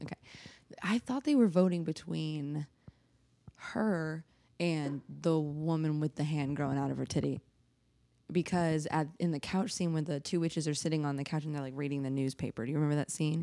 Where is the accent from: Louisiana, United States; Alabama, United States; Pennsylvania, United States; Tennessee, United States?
Tennessee, United States; Nashville; I'm from Nashville